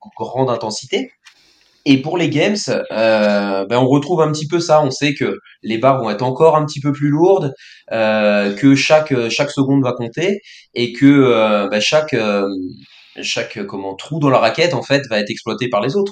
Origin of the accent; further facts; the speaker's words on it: Brittany, France; je suis breton